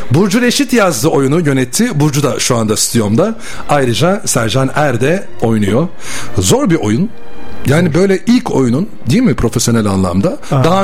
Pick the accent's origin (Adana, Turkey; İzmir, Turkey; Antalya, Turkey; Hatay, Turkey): İzmir, Turkey; moved away as an adult; also born or lived in Bursa; now in Istanbul, Turkey; Ben İzmirliyim.